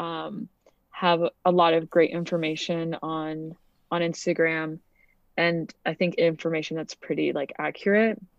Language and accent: English; Montana, United States; also born or lived in United Kingdom / Canada / Connecticut; I grew up, like, in Montana